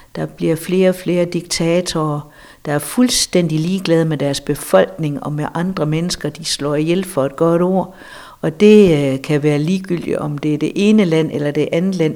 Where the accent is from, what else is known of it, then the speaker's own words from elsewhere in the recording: Denmark; vi som danskere